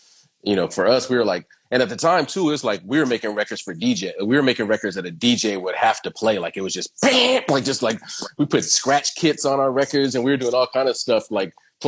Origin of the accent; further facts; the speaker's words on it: Venice, California, United States; Ev growing up in Venice, like there was a lot of that around.